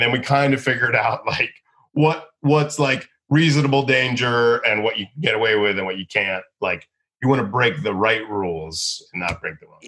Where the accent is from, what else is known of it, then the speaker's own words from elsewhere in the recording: Boca Raton, Florida, United States; also born or lived in Boston; I'm from Boca Raton, Florida